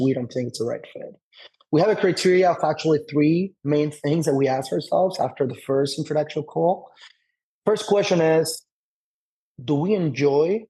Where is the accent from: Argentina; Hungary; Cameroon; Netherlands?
Argentina; also born or lived in Tel Aviv, Israel; now in United States; somebody that wasn't born and raised here in the US